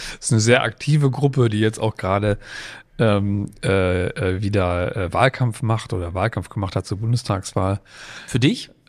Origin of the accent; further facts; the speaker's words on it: Kiel, Schleswig-Holstein, Germany; Ich komme auch aus Kiel, Stunde 20 plus ein Döner zwischendurch.